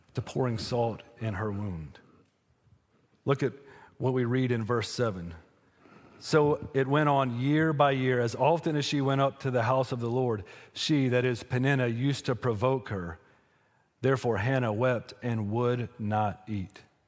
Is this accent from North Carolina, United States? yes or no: yes; Western North Carolina, United States; I'm from Western North Carolina